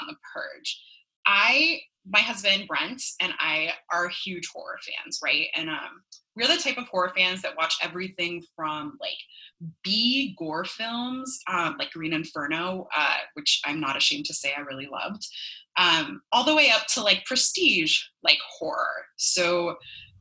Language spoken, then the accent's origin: English; Los Angeles, California, United States; accent: Valley girl; also born or lived in West Hollywood, California; now in Miami, United States; I'm actually originally from California. I'm a Valley girl through and through